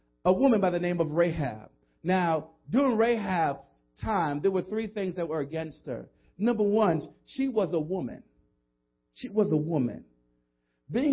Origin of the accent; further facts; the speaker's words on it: New York City, New York, United States; where I come from the South Bronx